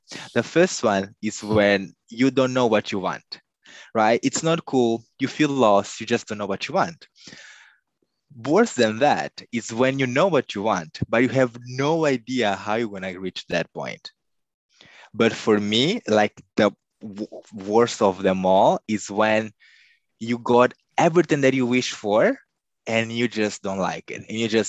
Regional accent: Nampula, Mozambique; I grew up in Nampula. That's in the north of Mozambique.

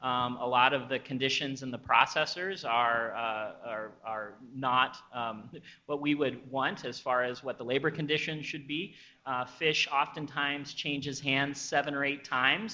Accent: Midwest, United States; I'm a Midwest guy

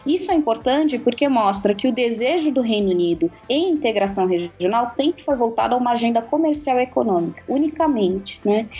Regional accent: Minas Gerais, Brazil; sou de Minas

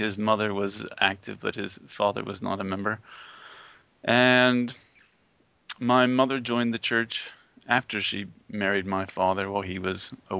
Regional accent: Pennsylvania, United States; now in Dallas, United States; All of my family, both on my father and my mother's side, are from Pennsylvania. I grew up in Pennsylvania.

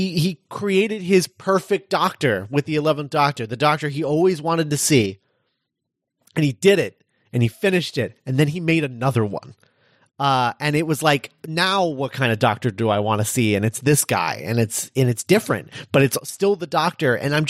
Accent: Scotland, United Kingdom; Oh, my God, I'm Scottish.

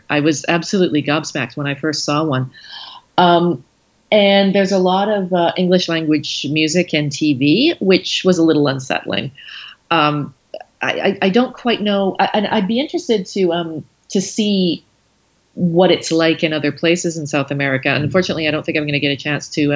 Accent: Canada; now in Chile; I'm a Canadian.

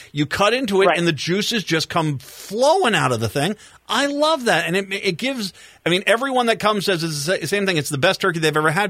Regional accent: Rhode Island, United States; I got a little bit of that Italian influence in me when I grew up in Rhode Island.

